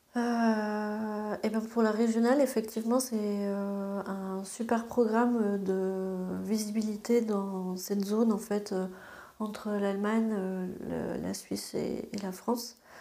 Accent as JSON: {"language": "French", "country": "Luxembourg", "tie": "born or raised there", "also_born_or_lived": "Strasbourg", "moved": "as an adult", "said": "quand on a grandi au Luxembourg"}